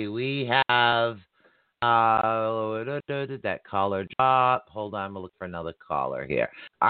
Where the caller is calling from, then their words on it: Massachusetts, United States; Not at Cape, but yeah, closer to Cape Cod, past Boston. Yeah. So, yeah, I'm over in that particular area.